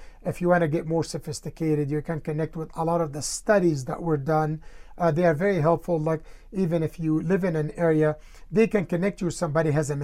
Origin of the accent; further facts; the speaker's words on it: Egypt; now in Colorado, United States; I grew up in Egypt with the difficult situations